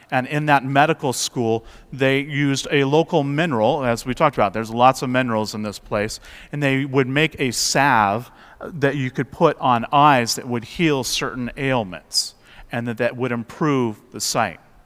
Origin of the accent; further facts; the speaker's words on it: West Coast, United States; moved away; I grew up on the West Coast